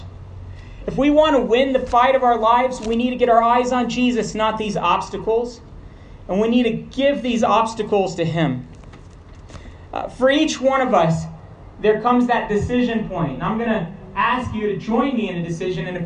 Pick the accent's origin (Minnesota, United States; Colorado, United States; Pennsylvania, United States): Colorado, United States; Montrose; now in New Mexico, United States; I was born in Montrose and spent a lot of time in Colorado, I'm now from the beautiful state of New Mexico